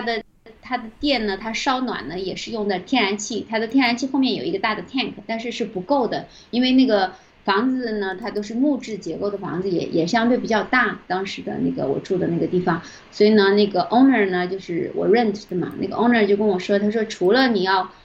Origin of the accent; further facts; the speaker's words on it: southern China, China; moved away as an adult; also born or lived in Vancouver, Canada; now in Canada; 我是南方人